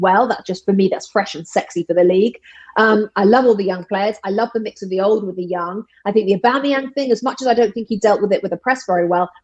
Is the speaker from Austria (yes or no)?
no; London, United Kingdom; moved away as an adult; now in United States; I come from Ealing in West London